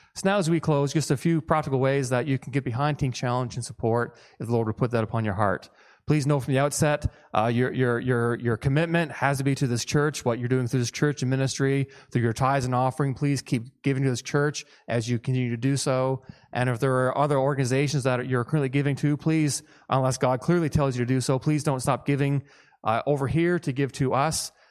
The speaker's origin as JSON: {"language": "English", "region": "Newfoundland and Labrador", "country": "Canada", "moved": "yes", "said": "I'm from Newfoundland originally, and so I tend to kinda speak fast"}